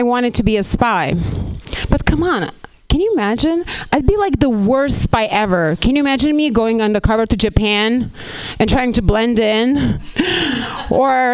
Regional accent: Lithuania; moved away as an adult; now in Los Angeles, United States; I'm actually from Lithuania.

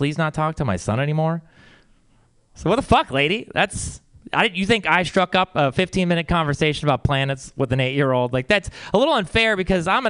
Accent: Texas, United States; now in San Francisco, United States; I come from Texas, and I've always been, you know, it's a conservative place

